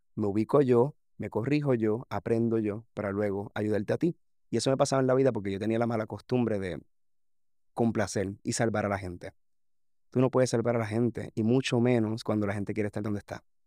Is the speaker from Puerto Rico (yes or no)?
yes; Puerto Rico; reflejar lo que realmente pasa a un grado en mi país